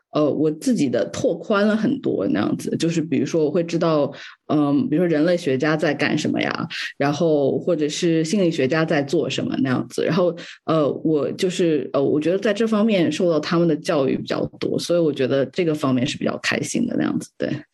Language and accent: Chinese; China; moved away; 我从小在中国长大吧